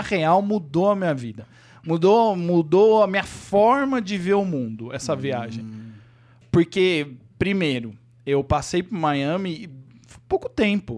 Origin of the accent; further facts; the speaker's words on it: Avaré, São Paulo, Brazil; moved away as an adult; now in São Paulo, Brazil; eu nasci em São Paulo, mas eu fui com um, ah, é. um ano de idade, eu fui para uma cidade do interior chamada Avaré